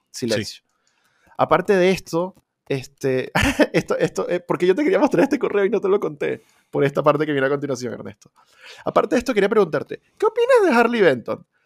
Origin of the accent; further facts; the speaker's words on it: Venezuela; moved away; Yo cuando salí de Venezuela dejé como tres instrumentos allá y ya los di por perdidos